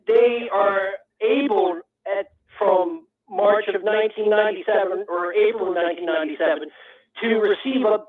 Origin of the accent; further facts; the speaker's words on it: just north of Baltimore, Maryland, United States; moved away; I'm originally from just north of Baltimore, Maryland